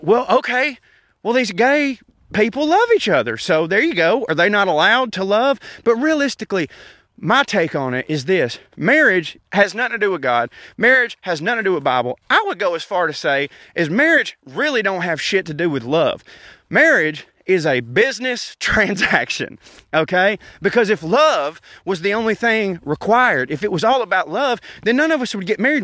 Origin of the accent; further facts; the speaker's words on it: the South, United States; being in a small southern town